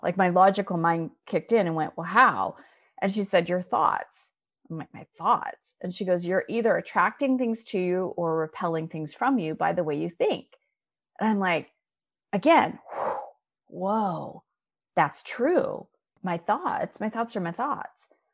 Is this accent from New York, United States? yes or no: no; Scottsdale, Arizona, United States; moved away as an adult; also born or lived in Chicago; I was born and raised in Scottsdale, Arizona